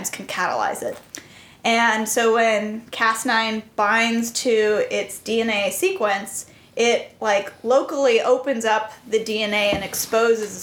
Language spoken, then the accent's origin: English; California, United States; moved away as an adult; also born or lived in Boston; I am originally from California